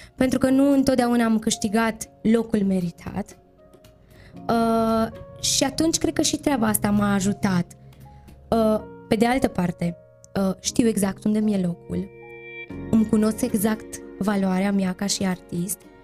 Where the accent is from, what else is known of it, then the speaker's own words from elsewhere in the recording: Romania; despre țara noastră, despre România